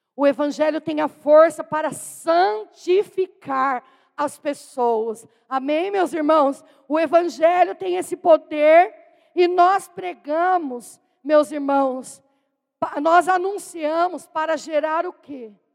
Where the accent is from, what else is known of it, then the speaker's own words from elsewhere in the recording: Itu, São Paulo, Brazil; eu sou da cidade de Tu, pertence à Diocese de Jundiaí